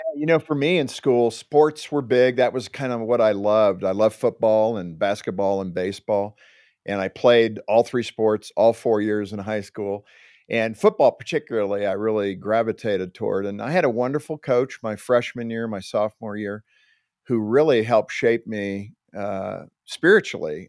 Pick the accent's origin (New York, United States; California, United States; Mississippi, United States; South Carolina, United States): California, United States; Southern; also born or lived in Compton, California; I was growing up in Southern California